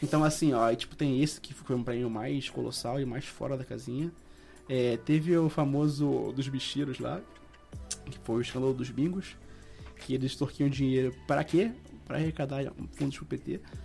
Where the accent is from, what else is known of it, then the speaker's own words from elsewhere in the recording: Rio de Janeiro, Brazil; eu sou do Rio de Janeiro